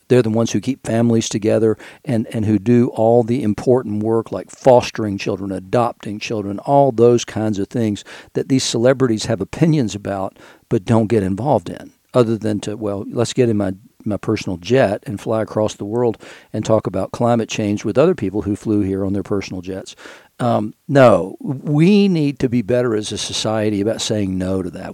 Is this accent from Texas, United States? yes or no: no; Knoxville, Tennessee, United States; also born or lived in Chattanooga / Pawleys Island; now in Asheville, United States; when I was growing up in Knoxville